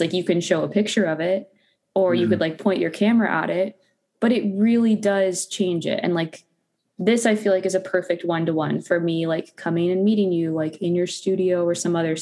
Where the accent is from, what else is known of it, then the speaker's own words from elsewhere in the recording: Phoenix, Arizona, United States; now in Los Angeles, United States; I'm from Arizona originally. Phoenix, Arizona.